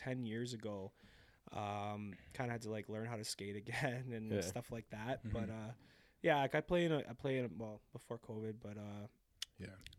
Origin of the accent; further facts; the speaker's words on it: Brampton, Ontario, Canada; I'm from Brampton